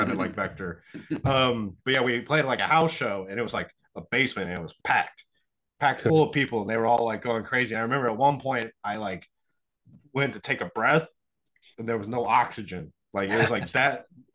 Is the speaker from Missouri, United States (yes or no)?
yes; Kansas City, Missouri, United States; we're from Kansas City